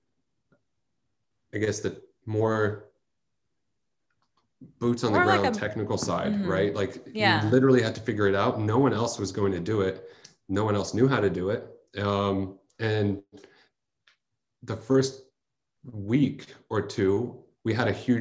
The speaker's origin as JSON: {"language": "English", "area": "Bay Area", "region": "California", "country": "United States", "tie": "born or raised there", "also_born_or_lived": "Chicago", "lives_now": "San Francisco, United States", "said": "I grew up in the Bay Area"}